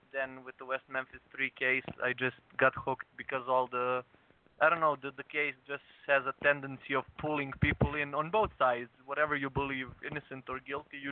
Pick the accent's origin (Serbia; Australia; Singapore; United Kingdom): Serbia; I'm from Serbia